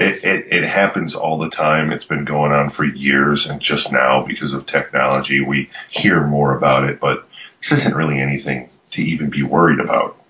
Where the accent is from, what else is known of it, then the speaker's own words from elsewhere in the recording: United States; am unfortunately American